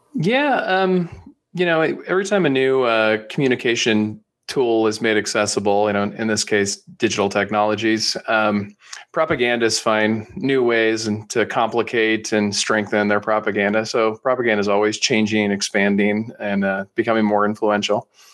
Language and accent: English; San Francisco Bay Area, California, United States; I'm up in the, uh, San Francisco Bay Area, which is where I've spent most of my, uh, you know, teenage years, childhood, and then after college as well